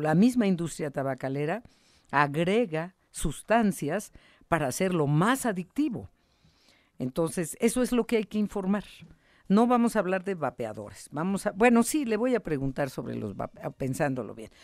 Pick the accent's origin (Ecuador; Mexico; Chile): Mexico; nos sentimos orgullosos de ella como mexicanos